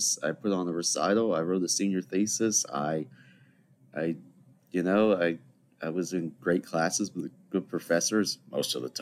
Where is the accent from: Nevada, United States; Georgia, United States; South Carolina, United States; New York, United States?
South Carolina, United States; Charleston; So I'm back home in Charleston, South Carolina.